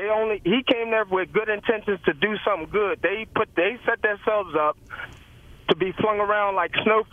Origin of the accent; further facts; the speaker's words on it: Virginia, United States; So, and me, Torrey, we're from Virginia. Me, Torrey, AI, Michael Vick, none of us are going to take that.